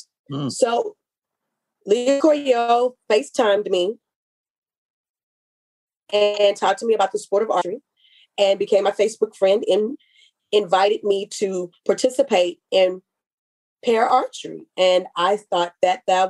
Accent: Houston, Texas, United States; I'm from Texas

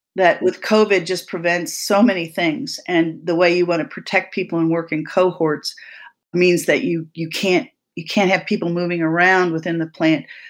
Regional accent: Vermont, United States; in Vermont, when I did the homework, which is my home state

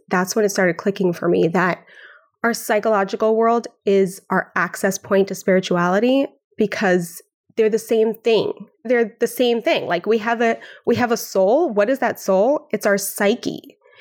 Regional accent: Vancouver, British Columbia, Canada; now in Brooklyn, United States; I'm from Vancouver, Canada. I grew up on Xhosa.

